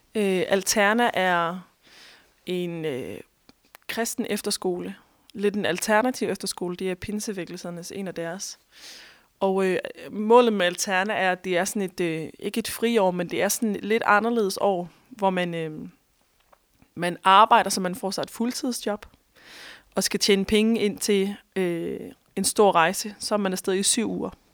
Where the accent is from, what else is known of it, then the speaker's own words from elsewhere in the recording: Thisted, North Denmark Region, Denmark; moved away as an adult; also born or lived in Australia; en dreng fra Tisted, hvor jeg voksede op.